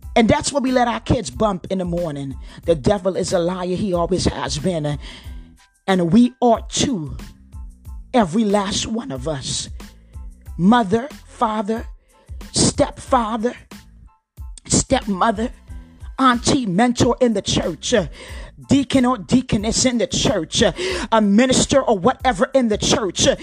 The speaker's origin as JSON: {"language": "English", "area": "Cape May County", "region": "New Jersey", "country": "United States", "tie": "born or raised there", "moved": "yes", "said": "I grew up in Cape May County"}